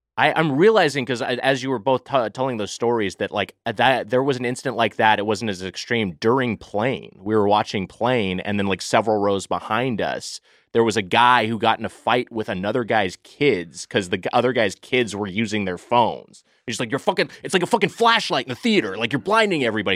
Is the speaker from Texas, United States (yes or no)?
no; Los Angeles, California, United States; I've lived in L A County my whole life, so I'm from SoCal